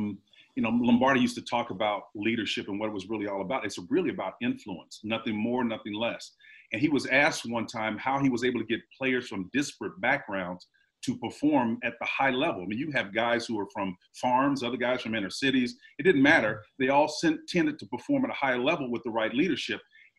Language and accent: English; Oklahoma, United States; moved away; I actually went to Oklahoma University, Mark, as a petroleum land management engineer. That was my deal, right? Growing up in Oklahoma.